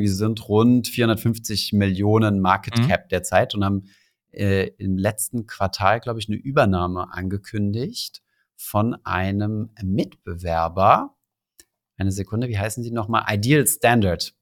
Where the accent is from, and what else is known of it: Saarland, Germany; moved away; also born or lived in Berlin / Paris